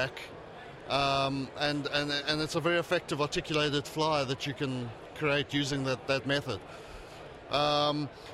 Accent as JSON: {"language": "English", "country": "South Africa", "accent": "South African", "moved": "as an adult", "lives_now": "Charlotte, United States", "said": "my funny accent comes from South Africa. That's where I was originally from"}